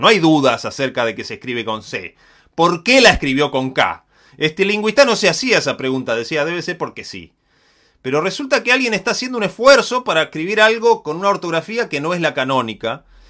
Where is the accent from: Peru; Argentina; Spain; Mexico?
Argentina; Patagonia; yo no soy porteño, soy de Patagonia